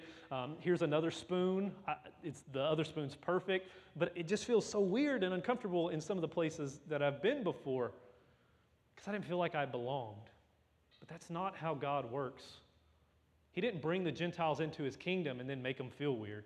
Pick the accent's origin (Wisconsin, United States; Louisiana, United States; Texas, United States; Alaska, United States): Louisiana, United States; I'm from Louisiana